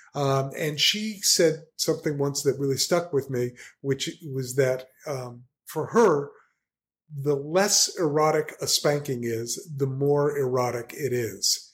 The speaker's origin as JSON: {"language": "English", "region": "New Jersey", "country": "United States", "said": "I'm a guy from New Jersey"}